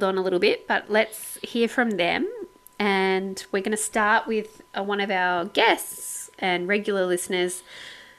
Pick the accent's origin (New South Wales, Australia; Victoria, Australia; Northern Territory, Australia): New South Wales, Australia; Sydney; we're from Sydney